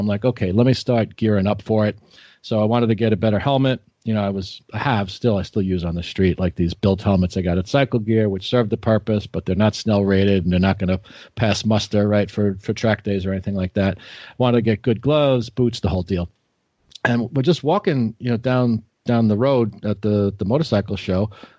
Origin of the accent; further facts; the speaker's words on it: Long Island, New York, United States; I'm in Levittown, you know, I grew up on Long Island